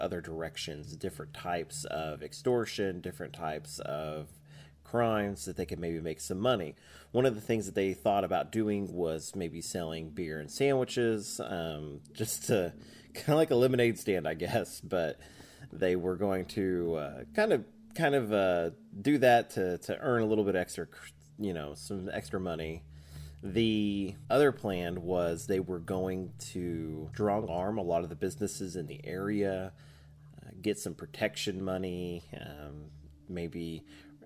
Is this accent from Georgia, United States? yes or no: no; Choctaw, Oklahoma, United States; also born or lived in Midwest City, Oklahoma; I grew up in Choctaw, which is like just down the road